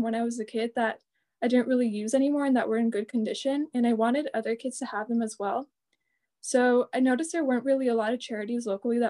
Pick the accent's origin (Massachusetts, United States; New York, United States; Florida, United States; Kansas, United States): Massachusetts, United States; Marlborough; I'm 17. I'm from Marlboro